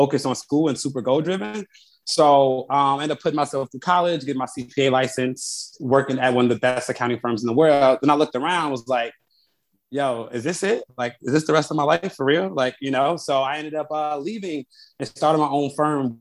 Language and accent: English; Chicago, Illinois, United States; I am from the South Side of Chicago